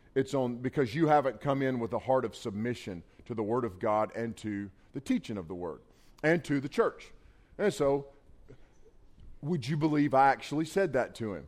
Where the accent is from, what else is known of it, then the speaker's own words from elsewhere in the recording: Western North Carolina, United States; I'm a hillbilly from Western North Carolina.